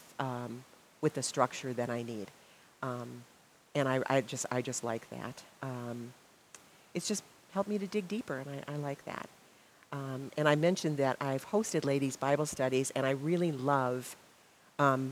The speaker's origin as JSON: {"language": "English", "town": "Milwaukee", "region": "Wisconsin", "country": "United States", "tie": "born or raised there", "said": "I grew up in Milwaukee."}